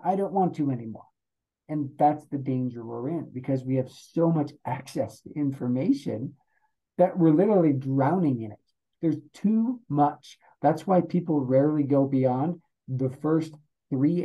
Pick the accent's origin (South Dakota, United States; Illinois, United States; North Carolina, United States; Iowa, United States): South Dakota, United States; Rapid City; accent: South Dakota accent; now in Colorado, United States; I'm originally from South Dakota. That's where I grew up.